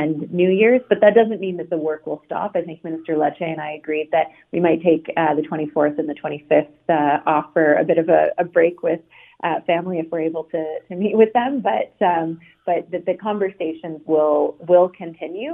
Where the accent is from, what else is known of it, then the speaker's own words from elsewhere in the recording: Ontario, Canada; I'm from Ontario